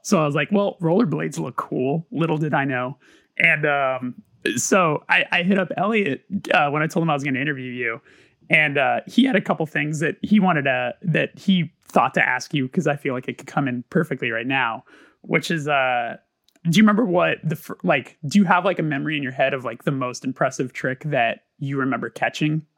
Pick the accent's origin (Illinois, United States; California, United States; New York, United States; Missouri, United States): California, United States; Burbank; I grew up in Burbank